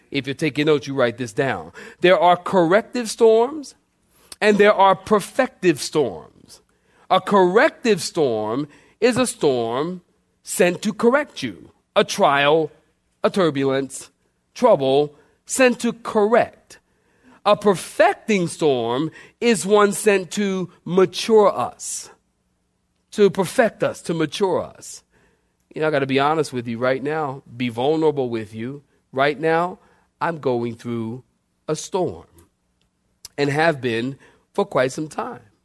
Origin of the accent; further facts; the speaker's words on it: Philadelphia, Pennsylvania, United States; I'm from Philly now